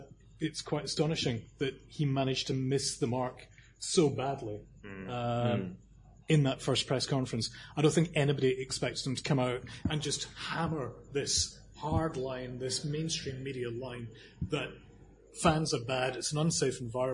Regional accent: Scotland, United Kingdom; I'm Scottish, and I watch all the Scottish games, all the Scottish players around the world

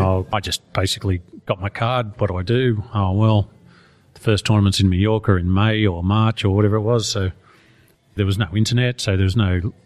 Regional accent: Australia; I'm Australian

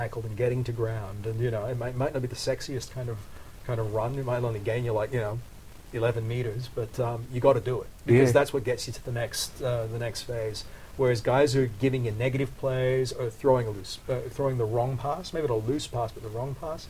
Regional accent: Queensland, Australia; I was born in Sydney. No, I'm not. No. I'm a Queenslander.

